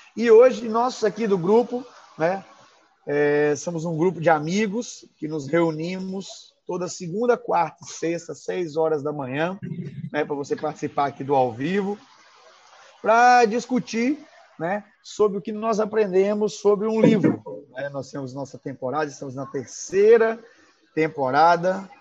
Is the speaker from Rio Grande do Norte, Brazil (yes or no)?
no; Minas Gerais, Brazil; moved away; also born or lived in Vitória; Quando eu falar trem, gente, é porque eu sou mineiro